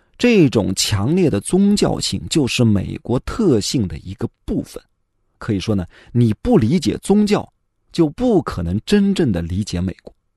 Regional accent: China; 我们中国人

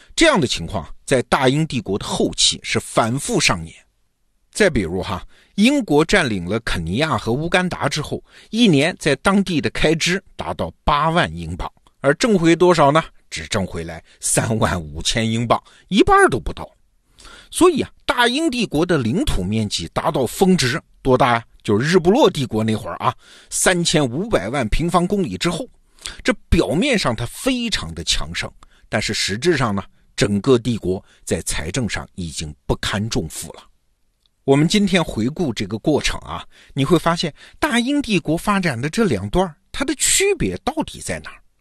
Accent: China; 我们中国人

